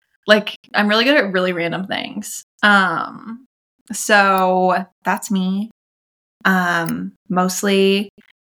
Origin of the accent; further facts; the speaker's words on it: the West, United States; But I'm from the West